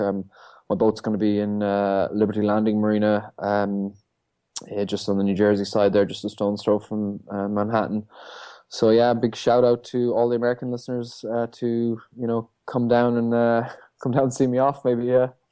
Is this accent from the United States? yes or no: no; Ireland; coming back to my hometown, where I'm from, you know, the North Atlantic. Um, I grew up on these shores